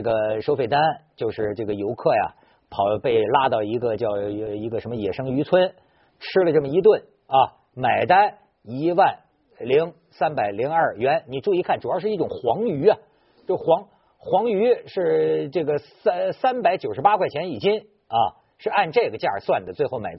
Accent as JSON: {"language": "Chinese", "country": "China", "said": "你说现在我作为一个主持人，在生活在不是作为一个中国人，生活在这么一个魔幻现实主义的一个一个一个社会啊"}